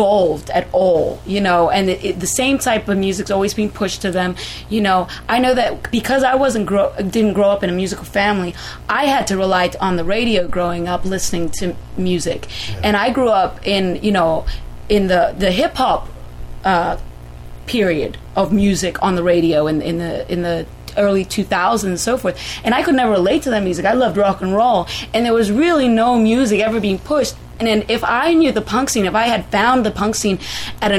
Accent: Crete, Greece; we were punk rock, but we're also from Crete

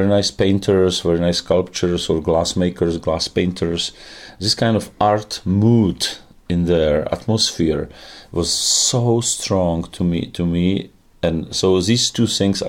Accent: Dubí, Ústí nad Labem Region, Czechia; English is a second language; also born or lived in Teplice; it was in my hometown, which was called actually Duby, which is not even Teplice. Teplice, I say always, Teplice is my born town

